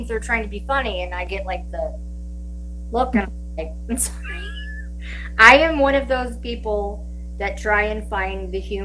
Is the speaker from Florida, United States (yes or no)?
no; Williamsburg, Virginia, United States; moved away; I was born and raised in Williamsburg, Virginia.